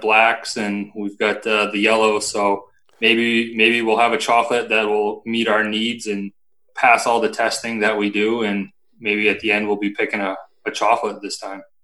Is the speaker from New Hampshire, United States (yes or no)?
yes; Lakes Region, near Lake Winnipesaukee, New Hampshire, United States; I grew up in Lakes Region, um, right next to Lake Winnipesaukee